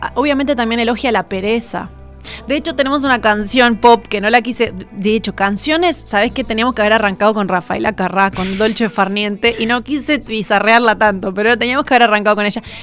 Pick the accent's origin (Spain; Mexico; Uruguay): Uruguay; los uruguayos tenemos